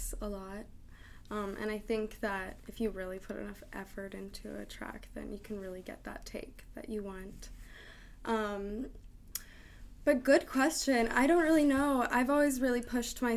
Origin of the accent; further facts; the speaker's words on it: Seattle, Washington, United States; also born or lived in West Hollywood, California; West Hollywood to West Seattle. I came here very early, so yeah. I would say that I'm from Seattle